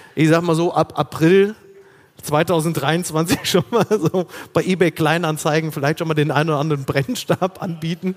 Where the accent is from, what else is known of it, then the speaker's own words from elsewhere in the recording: Ruhr area, North Rhine-Westphalia, Germany; moved away; da wo ich herkomme im Ruhrgebiet